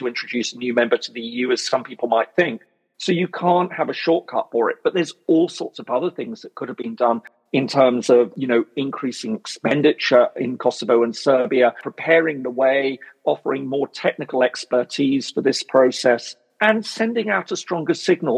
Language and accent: English; United Kingdom; I'm British